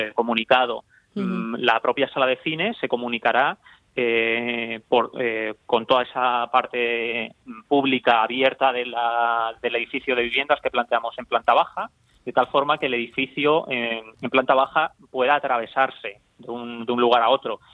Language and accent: Spanish; Cáceres, Extremadura, Spain; yo soy de Cáceres